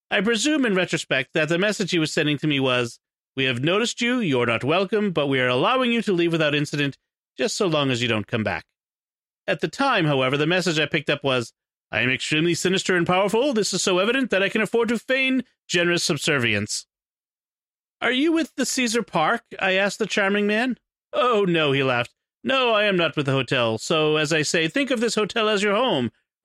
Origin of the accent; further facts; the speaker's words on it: England, United Kingdom; This was especially disconcerting because I'm from England, and I'm not used to being spied on.